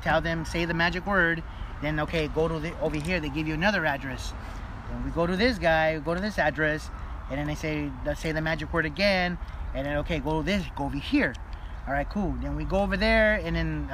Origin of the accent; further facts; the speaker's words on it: Los Angeles, California, United States; also born or lived in Montebello, California; I grew up in East Los Angeles. I went to Belvedere Junior High right here down the street. When I graduated Belvedere ninth grade, that's when we moved to Montebello